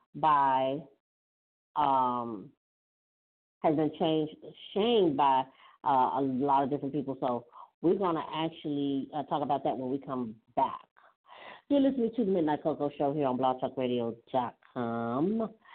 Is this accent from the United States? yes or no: yes; United States; I am an American